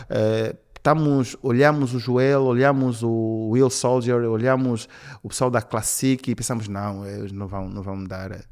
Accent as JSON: {"language": "Portuguese", "region": "Benguela", "country": "Angola", "said": "Sempre trabalhei em Angola, vim de Benguela, que é uma província assim, pior do que Luanda."}